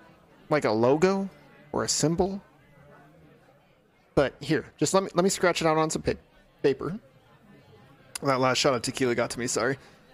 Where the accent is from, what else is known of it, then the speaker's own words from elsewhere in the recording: Los Angeles, California, United States; I'm from California. I told you that, Los Angeles.